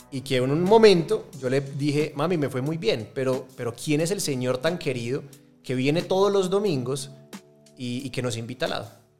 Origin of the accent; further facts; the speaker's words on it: Medellín, Antioquia, Colombia; born there; nací en Medellín, que para mí es la ciudad más bonita del mundo